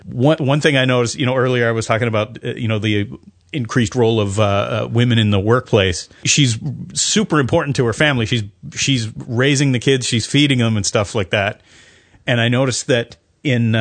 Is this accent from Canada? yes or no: yes; Canada; also born or lived in United States; now in New Zealand; I'm Canadian, so I always refer to Americans in the, you know, in the third person. But I feel very American. I've lived there for a lot of my life.